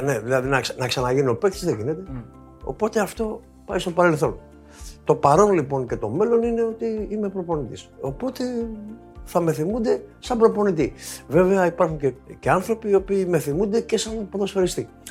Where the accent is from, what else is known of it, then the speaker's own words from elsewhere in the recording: Dafni, Attica, Greece; όταν ήμουν παιδί στη Δάφνη